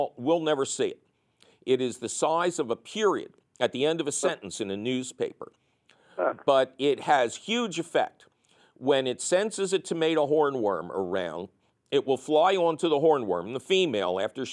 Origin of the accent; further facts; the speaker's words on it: Philadelphia, Pennsylvania, United States; I'm from Philadelphia